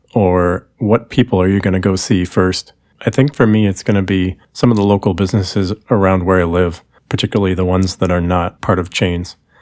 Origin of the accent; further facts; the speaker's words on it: Milwaukee, Wisconsin, United States; also born or lived in Indianapolis; now in Chicago, United States; I used to live in Indianapolis. I grew up in Milwaukee.